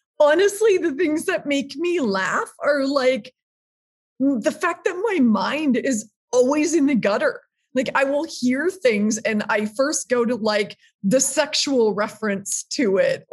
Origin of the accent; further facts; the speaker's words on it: Minneapolis, Minnesota, United States; I grew up in Minneapolis, it's like in my veins.